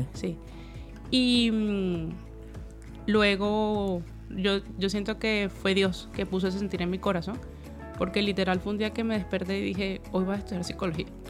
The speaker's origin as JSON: {"language": "Spanish", "country": "Venezuela", "moved": "yes", "said": "en mi país Venezuela estudié psicología clínica"}